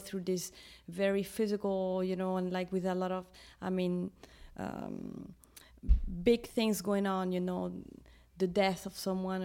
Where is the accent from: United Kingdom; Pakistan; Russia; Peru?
Peru; Lima; I was born in Lima in, in Peru. I'm Peruvian.